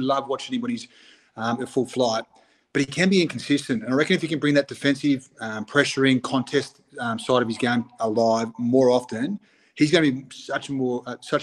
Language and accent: English; Broken Hill, New South Wales, Australia; I grew up in Outback, New South Wales. In Broken Hills